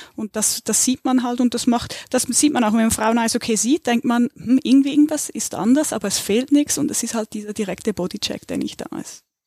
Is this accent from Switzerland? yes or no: yes; Switzerland; now in Germany; komme ich aus der Schweiz